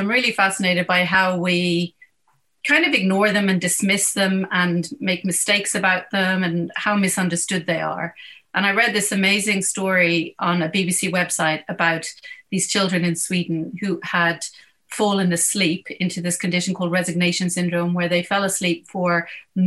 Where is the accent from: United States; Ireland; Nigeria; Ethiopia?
Ireland; Dublin, Leinster; moved away as an adult; now in United Kingdom; I'm from Dublin and I studied medicine in Trinity, and I am now a neurologist at the National Hospital of Neurology in the UK